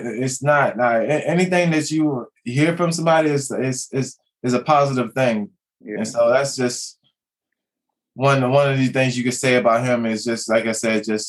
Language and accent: English; Potomac, Maryland, United States; my youth in Potomac, Maryland